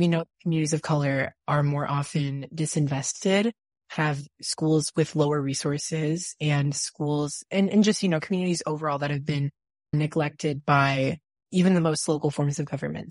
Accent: Texas, United States; where we come from Texas

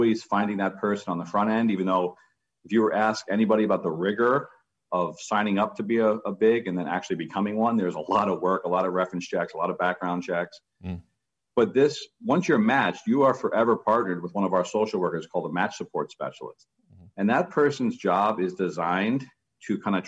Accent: New York City, New York, United States; now in Massachusetts, United States; I grew up in Queens, New York, which is just rated one of the most diverse counties in America

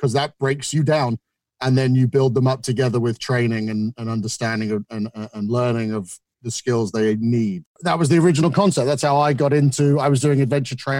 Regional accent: Isle of Wight, South East England, United Kingdom; moved away as an adult; also born or lived in United Arab Emirates; now in United States; I grew up on the Isle of Wight

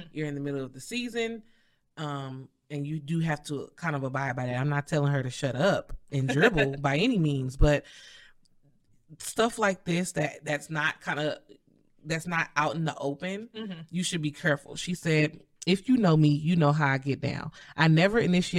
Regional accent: St. Louis, Missouri, United States; I'm from St. Louis

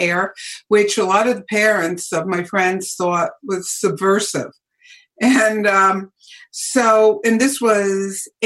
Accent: New Jersey, United States; In New Jersey, little town in New Jersey, and a very sleepy sort of blue collar kind of town

